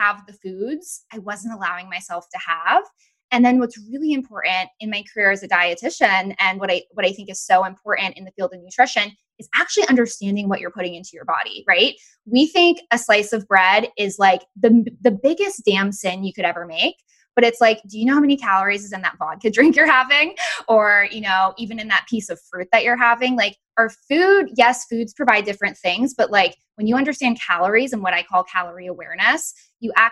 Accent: Massachusetts, United States; moved away as an adult; also born or lived in Florida; I grew up actually in Massachusetts

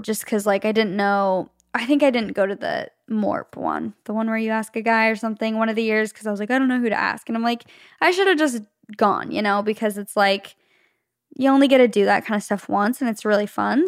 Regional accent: Arizona, United States; moved away as an adult; now in Los Angeles, United States; Leif and I both grew up, were born and raised in Arizona in the same city

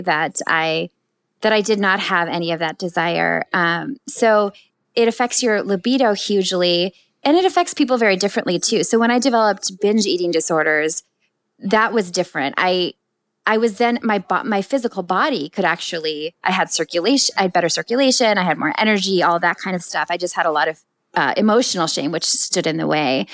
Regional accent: Minnesota, United States; moved away as an adult; also born or lived in New York; growing up in Minnesota, in you know, really loving family

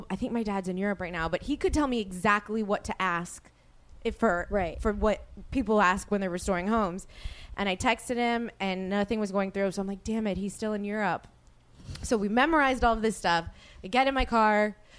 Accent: New Orleans, Louisiana, United States; now in Los Angeles, United States; I asked my friend Sheena Menina this back, who I grew up with in New Orleans

